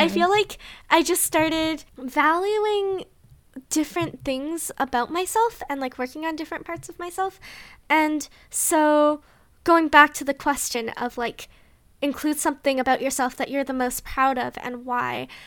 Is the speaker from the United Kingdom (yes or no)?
no; Canada; we're too Canadian.